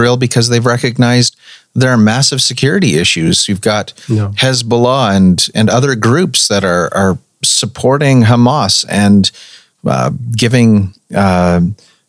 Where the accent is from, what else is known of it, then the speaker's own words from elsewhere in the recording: Canada; before I am Canadian, before I am ethnically Caucasian